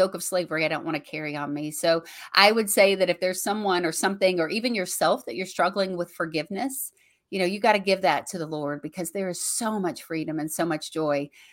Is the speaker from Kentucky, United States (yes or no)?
yes; Bowling Green, Kentucky, United States; to be able to do a show here in my hometown with him